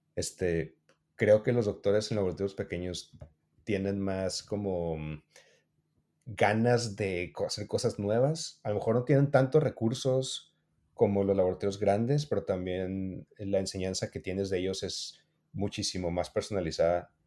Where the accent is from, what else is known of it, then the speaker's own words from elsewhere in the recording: Mexico; somos de México